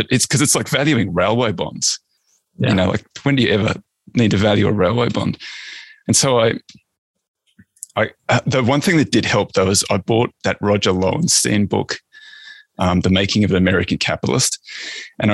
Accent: Australia; I'm Australian

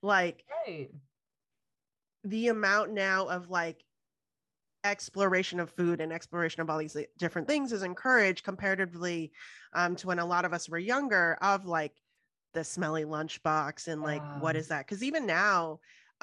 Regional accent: Houston, Texas, United States; moved away; also born or lived in Boston; I grew up in Houston where like crawfish boils are a thing

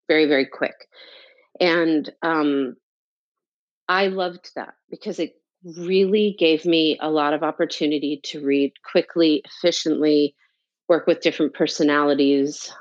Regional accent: North New Jersey, United States; moved away as an adult; also born or lived in New York City; I'm from New Jersey. I'm from North New Jersey, about 20 minutes outside of Manhattan

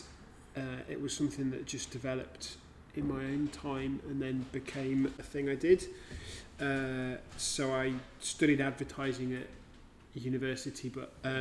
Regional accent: Lincolnshire, East Midlands, United Kingdom; moved away as an adult; also born or lived in Yorkshire / Australia / New Zealand; now in Glasgow, United Kingdom; So I was born in Yorkshire, grew up in Lincolnshire, moved around a bit and spent some time overseas since uni, and now live in Glasgow.

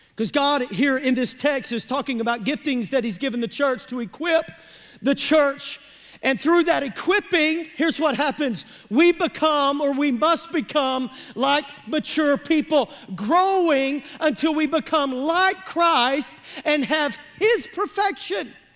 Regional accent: Pemiscot County, Missouri, United States; I'm from Pemiscot County, Missouri

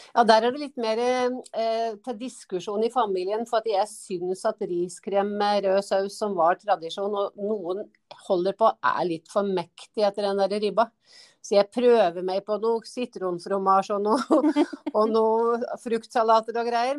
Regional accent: Gjøvik, Innlandet, Norway; moved away as an adult; also born or lived in Toten / Lillehammer; now in Hadeland, Norway; opplending opprinnelig, da. For at jeg er født på Toten. vokser jo på Gjøvik

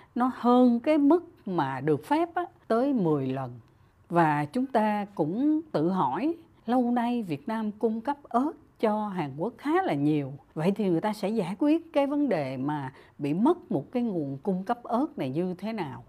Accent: Vietnam

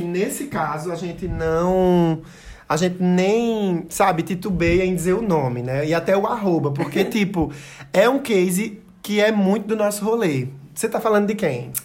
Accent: Santa Cruz do Capibaribe, Pernambuco, Brazil; eu sou de Santa Cruz

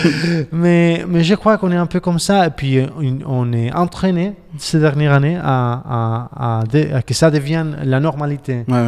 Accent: Barcelona, Catalonia, Spain; J'ai 40 ans et puis j'habite à Barcelone

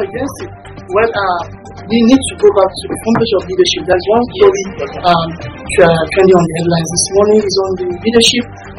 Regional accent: Nigeria; So we are all Nigerians.

